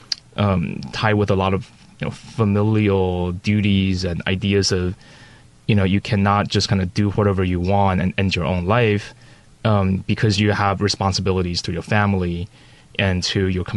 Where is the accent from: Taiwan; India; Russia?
Taiwan; Daxi, Taoyuan; that's actually my hometown. So I grew up in Daxi